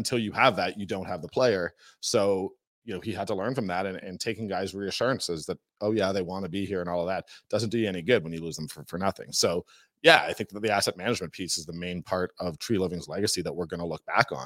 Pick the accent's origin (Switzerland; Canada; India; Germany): Canada; Toronto, Ontario; moved away; I'm from Toronto